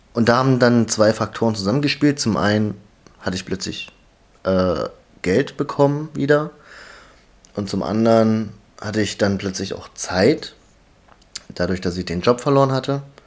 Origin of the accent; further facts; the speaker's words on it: Halle, Saxony-Anhalt, Germany; ich komme aus Halle